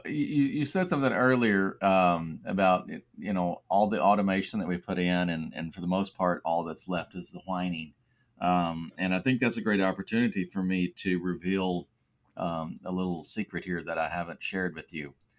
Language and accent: English; West Texas, United States; growing up in West Texas